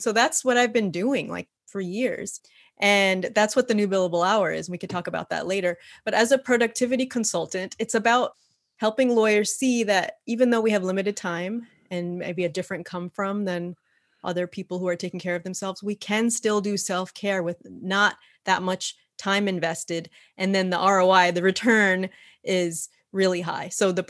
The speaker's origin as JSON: {"language": "English", "region": "New York", "country": "United States", "lives_now": "California, United States", "said": "I'm originally from New York. That's what brought me out to California and to the Bay Area"}